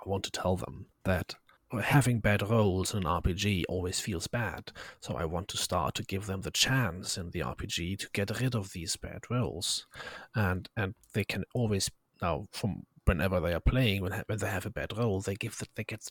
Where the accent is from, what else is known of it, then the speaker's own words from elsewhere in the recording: Germany; English is a second language; I am German. I am from Germany